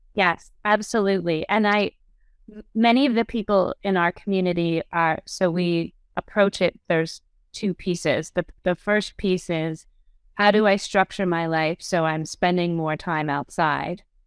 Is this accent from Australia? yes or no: no; Canada; now in United States; I'm Canadian, but we're living in the U S